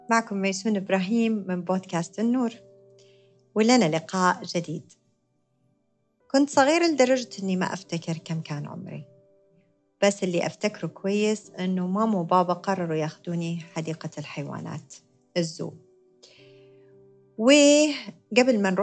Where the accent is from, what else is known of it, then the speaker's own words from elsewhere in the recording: United States; born there; زي ما قلت لكم أنا كنت مولودة بأمريكا فكانت الحديقة هناك